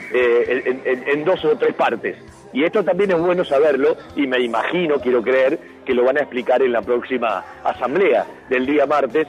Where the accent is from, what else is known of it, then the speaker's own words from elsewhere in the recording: Argentina; las necesidades que tenemos eh, como argentinos